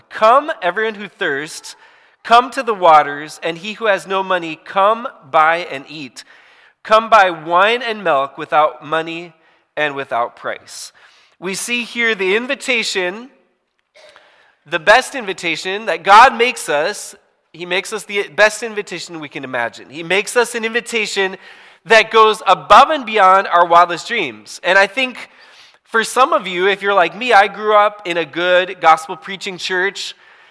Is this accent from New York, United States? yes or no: no; Hibbing, Minnesota, United States; my hometown, Hibbing, Minnesota, where I grew up, northern Minnesota, way up there close to Canada